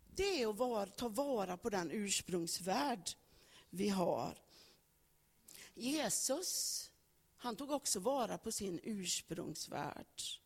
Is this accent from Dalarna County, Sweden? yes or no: no; Högsäter, Västra Götaland, Sweden; Jag föddes i Högsäter, Rännelanda socken. Och där föddes jag på en bondgård. Jag fick del av värderingar, fick del av gener, fick del av en uppväxt